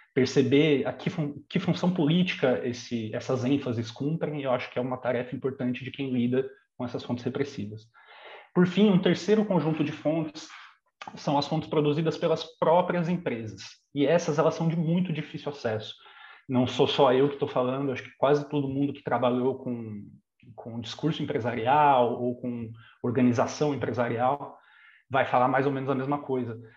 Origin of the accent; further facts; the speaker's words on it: São Bernardo do Campo, São Paulo, Brazil; sou de São Bernardo do Campo